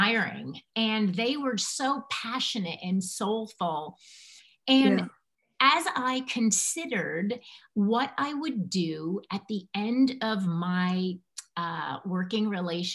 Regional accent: Connecticut, United States; moved away as an adult; also born or lived in Manhattan, New York; I was born and raised in Connecticut

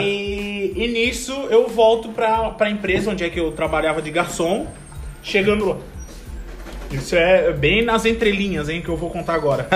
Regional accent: Florianópolis, Santa Catarina, Brazil; moved away as an adult; eu sou de Florianópolis

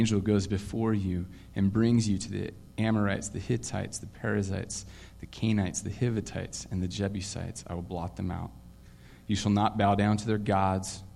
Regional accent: Vancouver, Washington, United States; also born or lived in Portland, Oregon, United States; I was born in Portland, lived there until I think I was nine, and then found out that we were moving to this land I'd never heard of called Vancouver

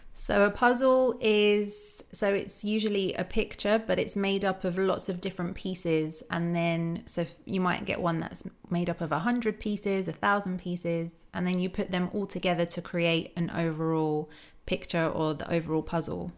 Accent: United States; accent: American; my American accent

